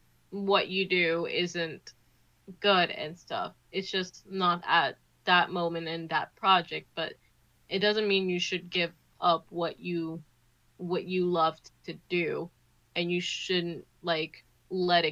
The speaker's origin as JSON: {"language": "English", "region": "New Jersey", "country": "United States", "tie": "born or raised there", "said": "I grew up in Jersey"}